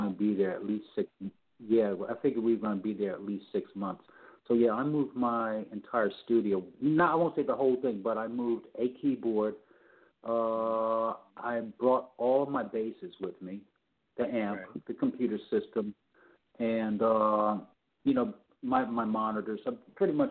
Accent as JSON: {"language": "English", "town": "New York City", "region": "New York", "country": "United States", "tie": "born or raised there", "also_born_or_lived": "Los Angeles", "said": "where I grew up in New York City, which is the Upper West Side, around 101st Street, Central Park West"}